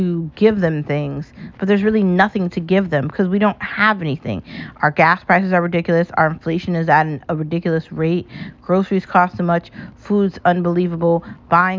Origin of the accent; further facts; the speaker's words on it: United States; I was proudly born as an American, and I'll proudly die as one